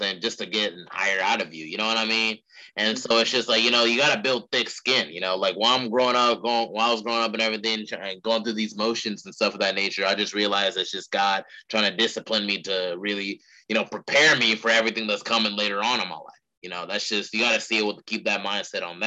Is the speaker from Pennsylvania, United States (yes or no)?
no; Charlotte, North Carolina, United States; I'm from Charlotte, North Carolina.